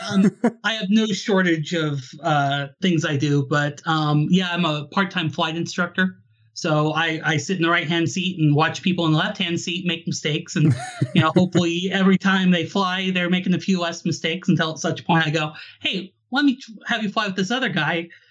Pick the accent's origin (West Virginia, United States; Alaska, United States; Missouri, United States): Alaska, United States; I'm originally from Alaska